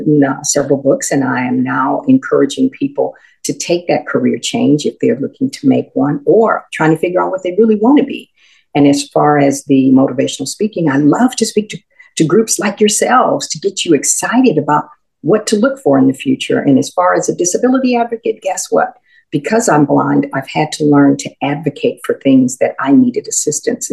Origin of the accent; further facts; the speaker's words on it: Houston, Texas, United States; I grew up in Houston. My mother was a native Houstonian